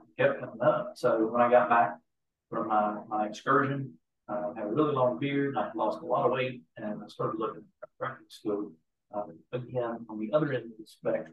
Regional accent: Eastern North Carolina, United States; I grew up in Eastern North Carolina.

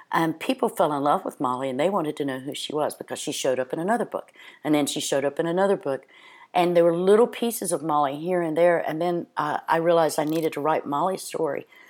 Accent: Cape Hatteras, North Carolina, United States; I'm from Cape Hatteras, North Carolina

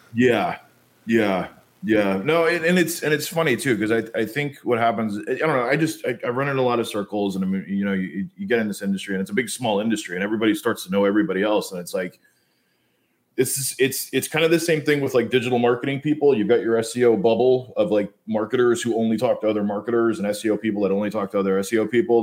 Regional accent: United States; also born or lived in New York / New Jersey; I, I grew up on the East Coast

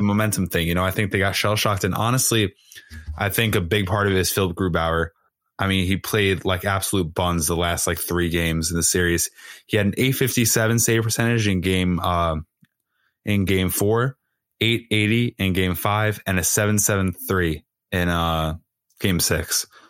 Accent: Long Island, New York, United States; I'm literally from Long Island

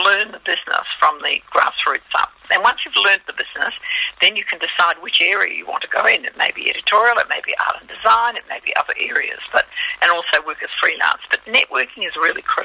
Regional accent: Australia; now in New Zealand; I'm Australian, living in New Zealand.

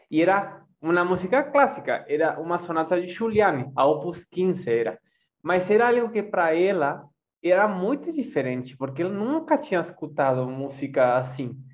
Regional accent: Montevideo, Uruguay; born there; Portuguese is a second language; also born or lived in Oberá, Argentina; eu, eu morei, eu nasci em Montevideo, mas me for, comecei minha formação musical em Oberá Misiones, norte da Argentina.

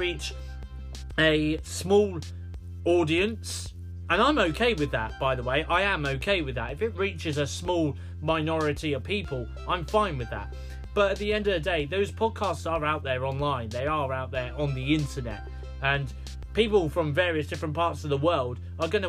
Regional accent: United Kingdom; accent: British; I'm from the UK, you know, they do pick up on the fact that I'm from the UK with my British accent.

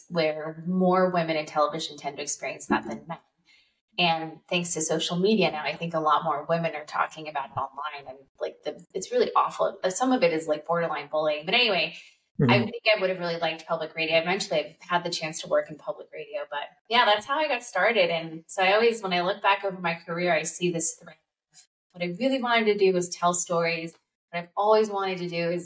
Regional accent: Southern California, United States; I grew up in Southern California, and when I was in high school

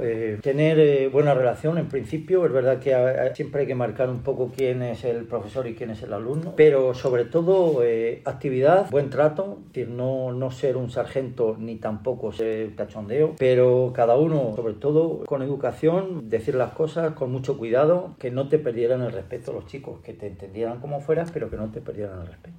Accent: Nava de la Asunción, Castile and León, Spain; me gustaba trabajar por mi pueblo

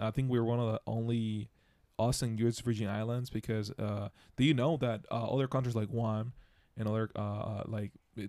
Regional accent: Dominican Republic; And I was raised in the Dominican Republic

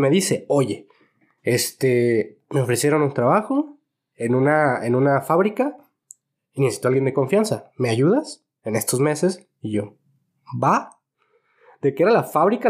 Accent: Guadalajara, Jalisco, Mexico; Yo nací aquí, mi hermano nació aquí también. Ok. Somos totalmente tapatíos.

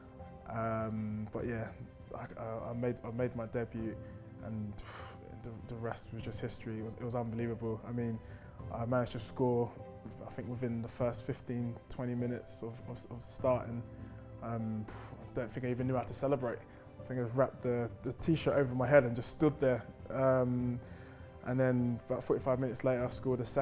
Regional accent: London, United Kingdom; Growing up in North London

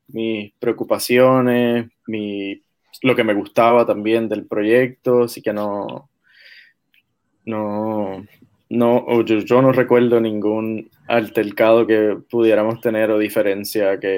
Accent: Caguas, Puerto Rico; now in Washington, D.C., United States; Eh, sí, bueno, soy puertorriqueño, ahora estoy viviendo en Washington, D.C., pero sí, pero soy de Caguas.

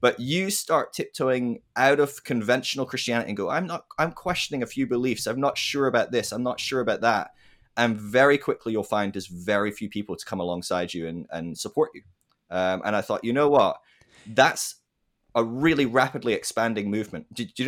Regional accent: Scotland, United Kingdom; also born or lived in England / Ireland / United States; So I'm from Scotland originally, but I've lived throughout England, Scotland, Ireland, America. I've lived around, so bit of a blend. Hard one to place.

